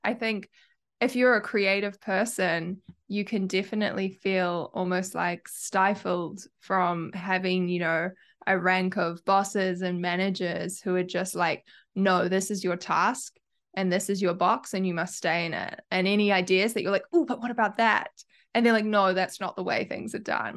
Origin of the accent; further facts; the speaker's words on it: New Zealand; accent: Kiwi; I have a Kiwi accent